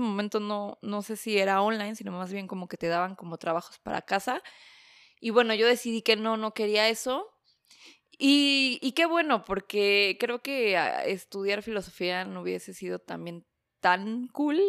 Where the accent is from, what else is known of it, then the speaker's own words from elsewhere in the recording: Mexico City, Mexico; first language Spanish; moved away as an adult; also born or lived in Berlin, Germany; now in Stuttgart, Germany; soy originaria de la Ciudad de México, del norte de la ciudad, de la hermosa parte colonia